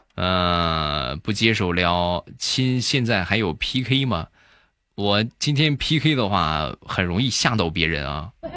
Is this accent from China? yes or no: yes; Shandong, China; accent: Shandong dialect; 我们山东方言比较喜欢说啥呢